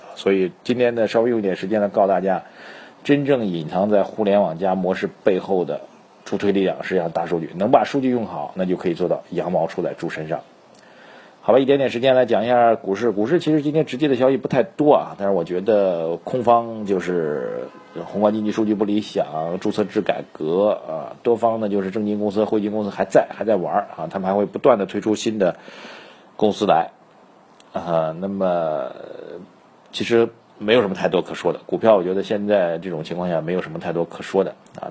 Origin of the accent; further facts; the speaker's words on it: China; 这个理由跟我们中国人有关啊